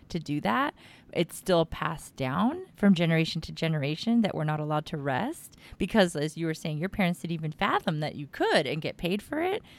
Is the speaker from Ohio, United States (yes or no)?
no; Texas, United States; I'm from Texas, and I've got family in SoCal